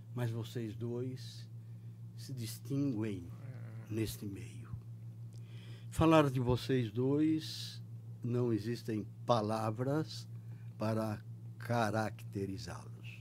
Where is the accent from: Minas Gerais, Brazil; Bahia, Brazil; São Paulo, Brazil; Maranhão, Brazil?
São Paulo, Brazil; Limeira; accent: caipira; moved away as an adult; eu sou caipira, eu vim lá de Limeira, no interior